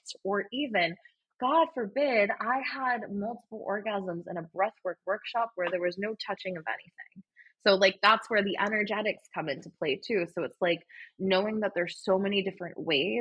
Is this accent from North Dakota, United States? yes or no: no; California, United States; moved away as an adult; now in Austin, United States; I grew up in California